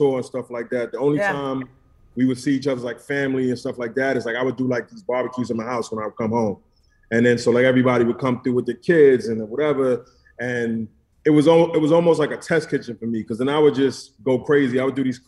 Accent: New York City, New York, United States; now in Miami, United States; I'm originally from Brooklyn.

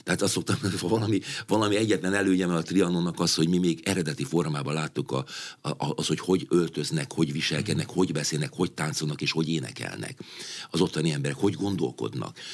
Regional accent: Hungary; Magyarországról jövök

